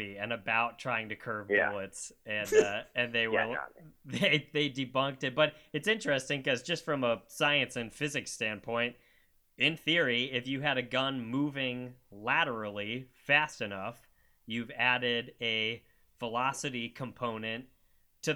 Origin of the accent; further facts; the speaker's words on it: Ohio, United States; now in San Francisco, United States; I'm also from Ohio originally